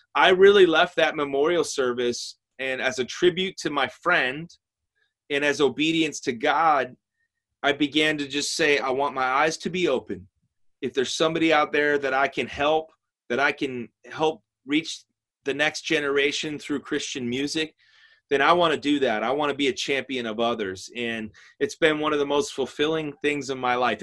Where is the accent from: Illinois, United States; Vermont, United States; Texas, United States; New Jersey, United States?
Illinois, United States; outside of Chicago; I grew up outside of Chicago, Illinois